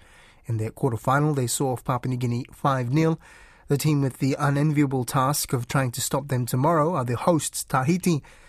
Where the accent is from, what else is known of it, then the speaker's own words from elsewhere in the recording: Solomon Islands; now in New Zealand; I moved to New Zealand from Solomon Islands, where, you know, like my land is my own, my tribal structure's in place